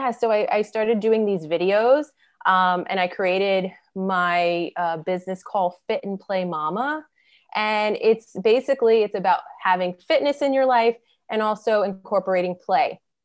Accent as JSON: {"language": "English", "town": "New York City", "region": "New York", "country": "United States", "said": "So I'm from Brooklyn, New York"}